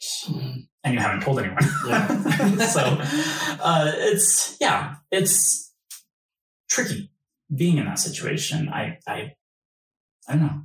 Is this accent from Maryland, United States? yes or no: no; Utah, United States; I born and raised in Utah